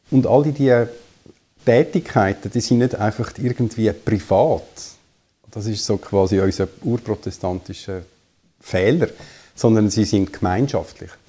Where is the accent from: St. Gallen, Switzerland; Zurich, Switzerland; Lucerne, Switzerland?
Zurich, Switzerland; Ich bin aufgewachsen im Zürich Unterland, dort auch in die Schule gegangen und habe dann studiert in Basel, in Los Angeles und Zürich.